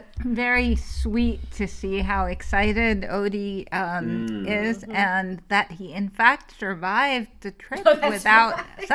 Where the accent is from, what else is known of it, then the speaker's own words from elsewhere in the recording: Beirut, Beirut Governorate, Lebanon; moved away; I grew up in Beirut, Lebanon